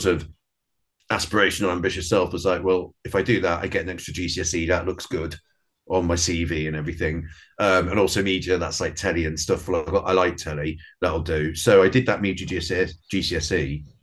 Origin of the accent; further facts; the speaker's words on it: a town near Hull, Yorkshire and the Humber, United Kingdom; also born or lived in Brighton / Dublin; now in London, United Kingdom; I was born down south in Brighton, but very early age, we moved up north to a town sort of near Hull, middle of nowhere.